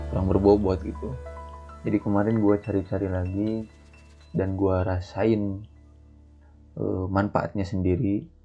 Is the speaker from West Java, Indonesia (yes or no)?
yes; Sumedang, West Java, Indonesia; yang gua tahu itu di kota Sumedang aja jadi kota gua aja tiga bab itu sampai dua juta setengah